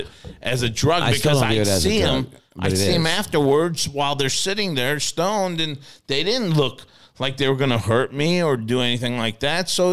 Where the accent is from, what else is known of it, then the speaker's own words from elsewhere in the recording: Lincoln Place, Illinois, United States; I was at Lincoln Place. That's where I grew up in on the Illinois side.